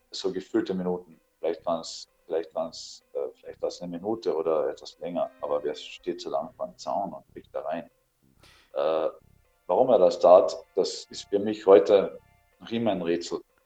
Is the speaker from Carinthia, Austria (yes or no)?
yes; Althofen, Carinthia, Austria; das war mein Heimatort in Kärnten, nennt sich Althofen